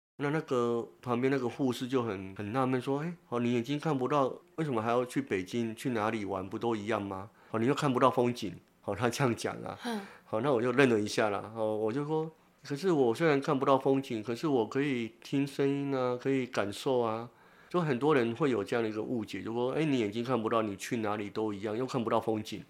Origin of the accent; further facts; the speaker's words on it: Tainan, Taiwan; 从我们台南老家，从那个国华街